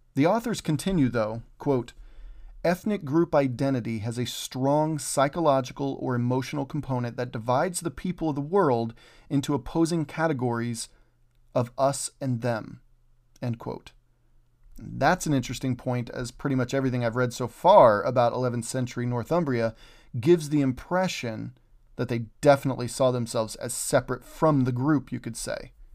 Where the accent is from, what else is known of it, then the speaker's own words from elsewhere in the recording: Oklahoma, United States; I'm originally from Oklahoma